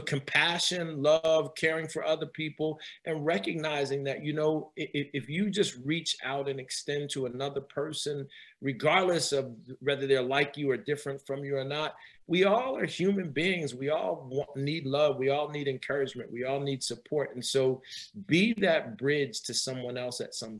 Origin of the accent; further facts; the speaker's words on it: New Jersey, United States; moved away as an adult; also born or lived in New York; now in Northern Virginia area, United States; I'm from up north. I'm from Jersey, and I went to graduate school in New York.